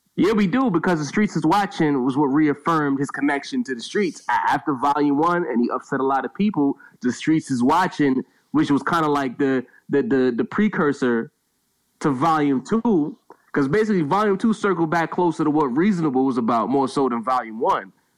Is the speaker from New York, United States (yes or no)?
yes; New York City, New York, United States; I'm originally from Brownsville, fringe '90s area